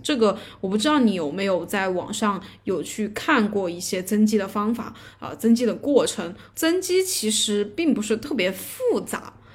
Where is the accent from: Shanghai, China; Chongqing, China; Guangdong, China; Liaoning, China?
Chongqing, China; 我是重庆的